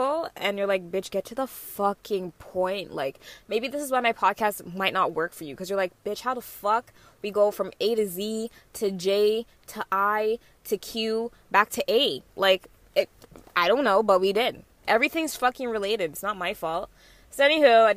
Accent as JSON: {"language": "English", "town": "Mississauga", "region": "Ontario", "country": "Canada", "said": "I'm not gonna say Malton."}